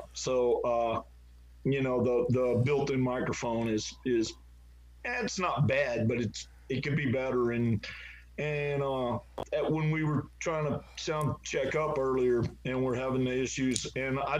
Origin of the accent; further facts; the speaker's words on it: Southeast Texas, United States; I grew up in Southeast Texas, which is, you know, again, part of Pine Belt